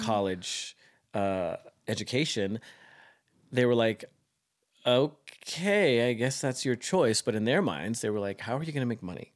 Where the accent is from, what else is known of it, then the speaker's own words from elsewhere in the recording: Caldwell, Idaho, United States; I am from the small town of Caldwell, Idaho, just outside Boise